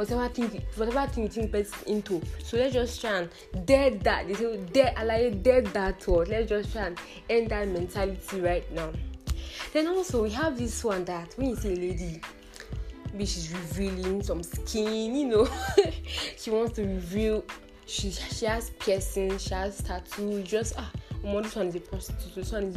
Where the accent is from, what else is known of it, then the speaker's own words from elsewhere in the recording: Edo, Nigeria; I'm also from Edo State